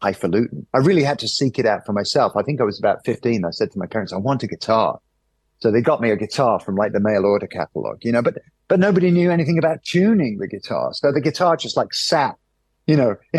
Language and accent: English; United Kingdom